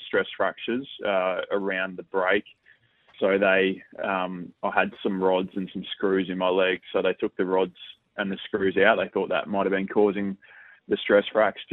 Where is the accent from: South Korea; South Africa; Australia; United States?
Australia; Victoria; moved away as an adult; now in Adelaide, Australia; I'm from Victoria, and I've been playing in the VFL